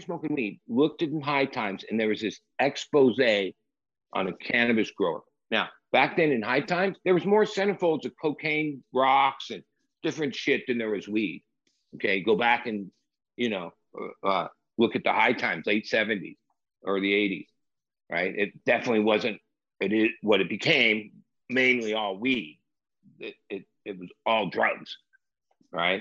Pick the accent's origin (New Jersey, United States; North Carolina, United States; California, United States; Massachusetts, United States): California, United States; Los Angeles; moved away as an adult; also born or lived in Rainbow, California / North County San Diego; now in San Diego, United States; I'm from the Valley, LA.